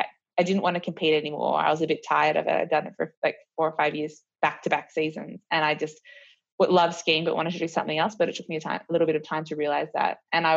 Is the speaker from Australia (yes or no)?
yes; Australia; I guess it was really important to us because we realized that a few things about our careers are as Australian skiers